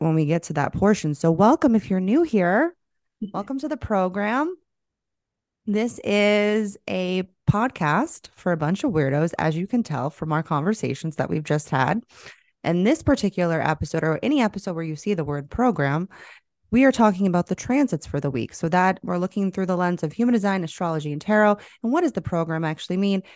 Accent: Florida, United States; moved away; I'm literally from Florida. I lived there

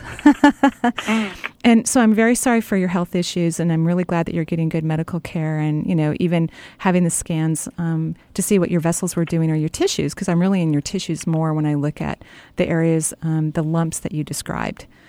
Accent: Seattle area, Washington, United States; born and raised here

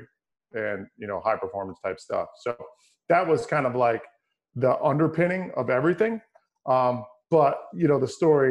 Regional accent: Hyde Park, New York, United States; also born or lived in West Point, New York; I grew up around West Point pretty much my whole life in the Hudson Valley, about 90 miles north of New York City. In a town called Hyde Park, New York

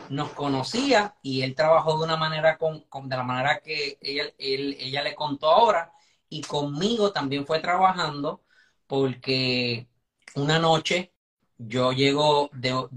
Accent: Caguas, Puerto Rico; O sea, ella es del centro

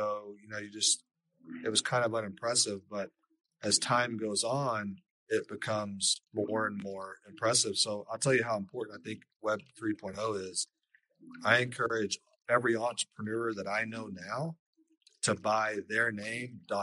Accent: Lubbock, Texas, United States; I grew up out in West Texas, out in Lubbock, Texas.

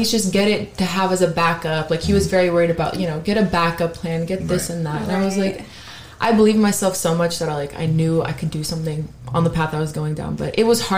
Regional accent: Miami, Florida, United States; moved away as an adult; now in Dallas, United States; I was raised in Miami. I'm from Florida, from Miami, and I moved here about 6 years ago

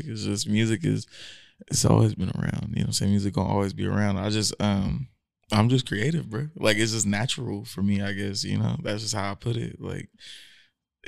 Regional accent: Hercules, California, United States; moved away as an adult; also born or lived in San Francisco / Oakland; now in Sacramento, United States; So I'm from Hercules

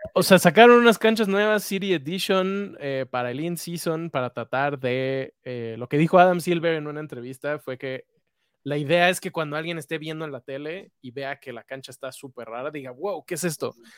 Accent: Mexico; somos mexicanos

